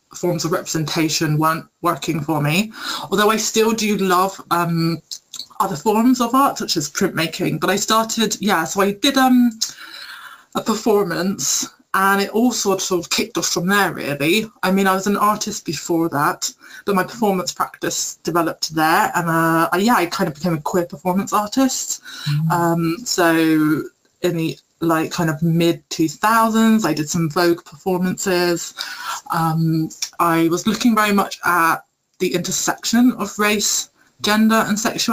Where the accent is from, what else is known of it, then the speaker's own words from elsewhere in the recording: United Kingdom; also born or lived in Vancouver; I'm British Jamaican